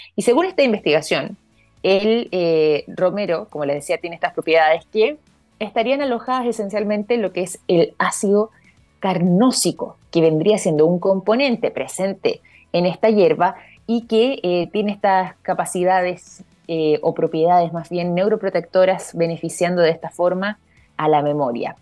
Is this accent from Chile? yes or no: yes; Chile; nosotros como chilenos acá